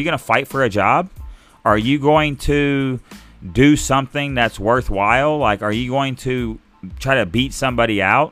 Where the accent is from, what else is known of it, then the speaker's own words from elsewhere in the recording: Arkansas, United States; I'm from Arkansas